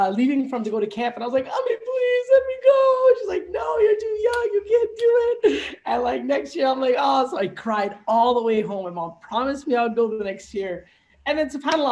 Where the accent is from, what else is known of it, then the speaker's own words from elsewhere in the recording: Toronto, Ontario, Canada; born and raised in Toronto. Alhamdulillah, I mean, grew up here